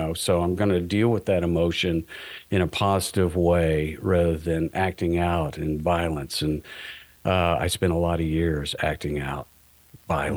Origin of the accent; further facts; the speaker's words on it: the South, United States; grew up in the South United States